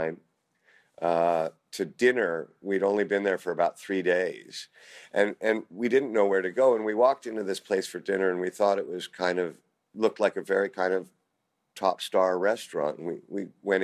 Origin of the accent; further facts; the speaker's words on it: Canada; also born or lived in United Kingdom; now in United States; as a kid growing up in Canada